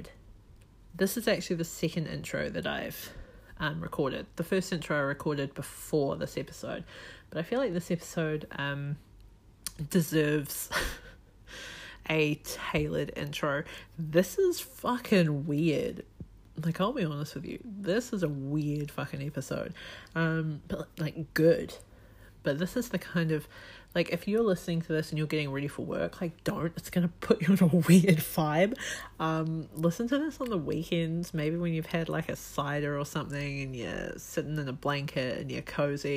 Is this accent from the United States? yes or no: no; New Zealand; moved away as an adult; now in Australia; I'm from New Zealand. I'm currently living in Australia, but I am from New Zealand